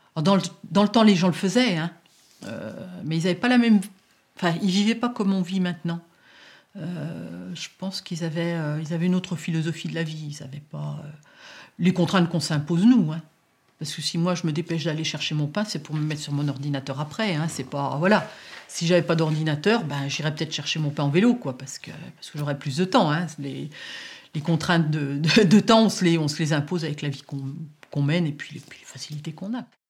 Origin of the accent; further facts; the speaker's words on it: area of Roussillon-en-Morvan, near Autun, Bourgogne-Franche-Comté, France; quand j'étais petite, on allait à Roussillon. À Roussillon, il y avait tous les commerces.